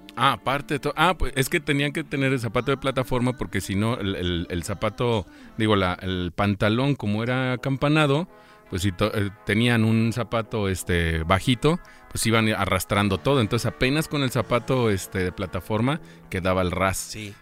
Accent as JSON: {"language": "Spanish", "town": "La Piedad", "region": "Michoacán", "country": "Mexico", "said": "yo soy de la Piedad, Michoacán"}